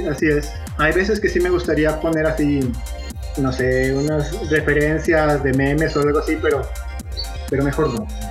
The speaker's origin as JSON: {"language": "Spanish", "town": "Guadalajara", "region": "Jalisco", "country": "Mexico", "tie": "born or raised there", "said": "En Guadalajara, de donde soy originario"}